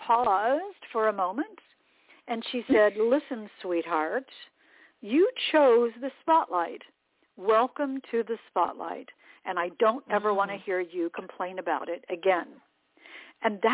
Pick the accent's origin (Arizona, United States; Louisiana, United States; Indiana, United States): Indiana, United States; Indianapolis; moved away as an adult; also born or lived in Atlanta / Boston; I'd been on the air in Indianapolis, my hometown